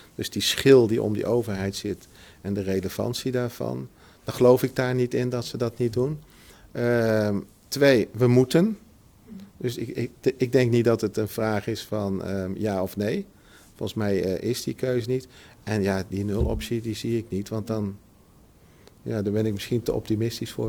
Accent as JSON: {"language": "Dutch", "region": "Utrecht", "country": "Netherlands", "tie": "born or raised there", "said": "ik ben, geboren in Utrecht. Dus ik ken Utrecht eh, goed"}